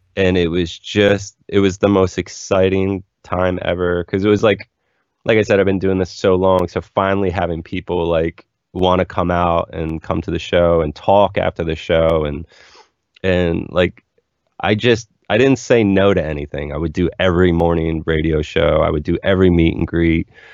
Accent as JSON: {"language": "English", "town": "Philadelphia", "region": "Pennsylvania", "country": "United States", "tie": "born or raised there", "moved": "yes", "lives_now": "Los Angeles, United States", "said": "growing up in Philly"}